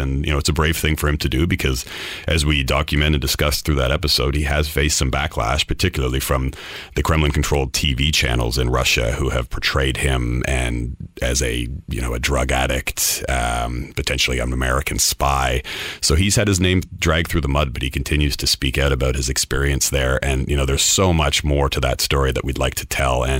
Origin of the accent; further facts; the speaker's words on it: Canada; now in London, United Kingdom; as a Canadian journalist based in London